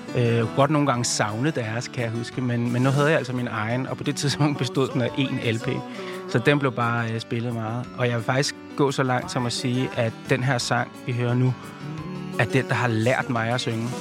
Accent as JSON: {"language": "Danish", "town": "Viby Sjælland", "region": "Zealand", "country": "Denmark", "tie": "born or raised there", "said": "byen, der hvor jeg kommer fra, Viby Sjælland"}